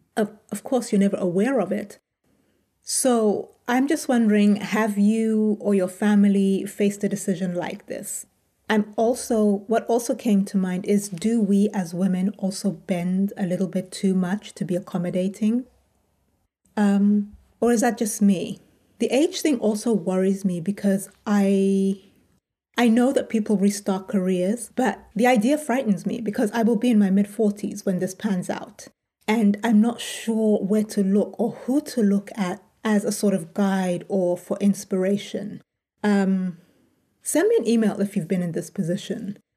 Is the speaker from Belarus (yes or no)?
no; United Kingdom; moved away as an adult; also born or lived in United States; So now, as a Brit, these options are now open to me, and I'm in the UK